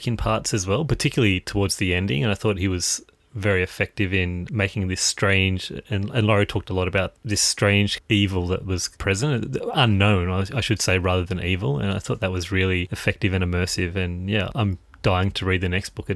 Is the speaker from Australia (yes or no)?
yes; Australia; as an Australian myself